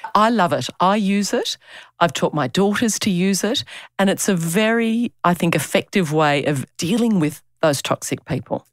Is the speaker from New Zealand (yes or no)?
no; Australia; accent: Aussie; my Aussie accent